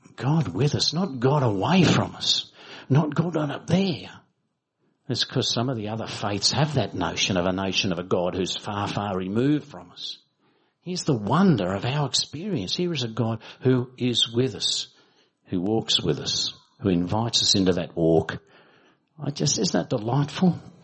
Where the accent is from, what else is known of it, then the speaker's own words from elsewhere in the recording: Australia; as Australian Baptists